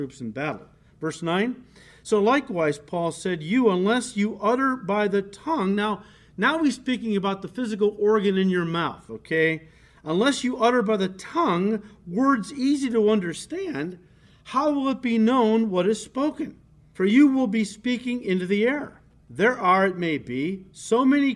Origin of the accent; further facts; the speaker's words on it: United States; first language English; As an American, of course, we have grown up with our language, English